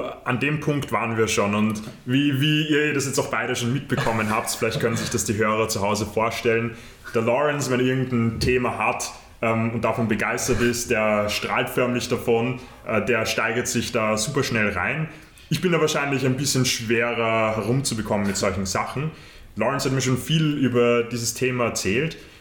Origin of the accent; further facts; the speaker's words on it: Austria; bei uns in Österreich